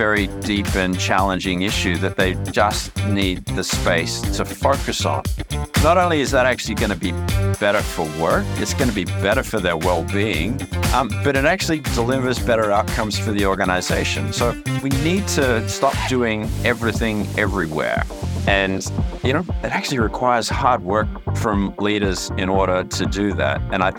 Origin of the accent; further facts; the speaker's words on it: Canada; accent: twang; also born or lived in Australia; You might hear a bit of a twang in my voice, but that's because I grew up in two countries. I was born in Australia, but spent most of my formative years in Canada.